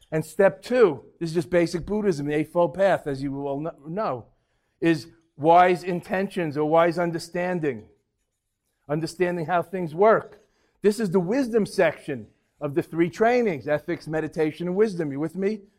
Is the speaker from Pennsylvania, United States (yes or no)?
no; Boston, Massachusetts, United States; Uh, Ted Williams. I'm from Boston.